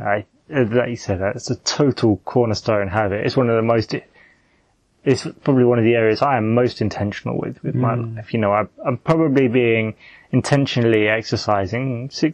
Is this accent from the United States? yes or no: no; United Kingdom; I'm a British, youngish male